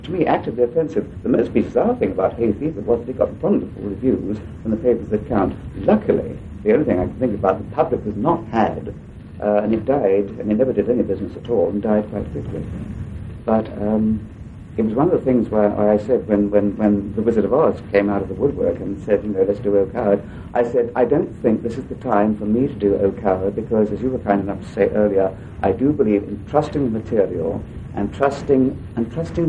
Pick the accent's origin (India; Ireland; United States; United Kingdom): United Kingdom; England; accent: old-fashioned English; my old-fashioned English voice